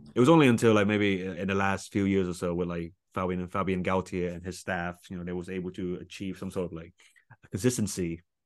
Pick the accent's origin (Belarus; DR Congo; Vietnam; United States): Vietnam; I'm from Vietnam